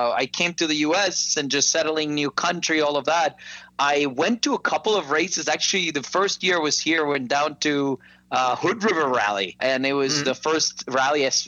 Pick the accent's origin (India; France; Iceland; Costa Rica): Costa Rica; moved away as an adult; now in United States; I am not originally from the U.S. I'm from Costa Rica. And so back home in Costa Rica, I had a cousin